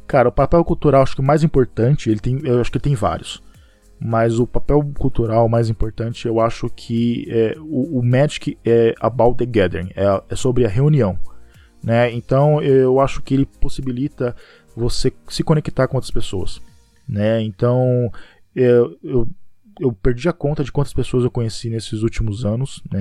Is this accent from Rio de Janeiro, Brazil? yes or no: no; Pereira Barreto, São Paulo, Brazil; eu sou de Pereira Barreto, uma cidade do interior de São Paulo, é quase divisa com Mato Grosso do Sul. Então, ele é bem interiorzão mesmo, tem cerca de 25 mil habitantes, e eu cresci lá, nasci lá e vivi a minha vida toda.